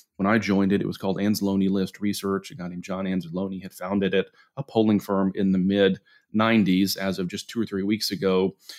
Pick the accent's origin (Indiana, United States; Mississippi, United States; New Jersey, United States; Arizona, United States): Mississippi, United States; Jackson; moved away; also born or lived in Montgomery, Alabama; I grew up in Jackson, Mississippi, ultimately moved to Montgomery, Alabama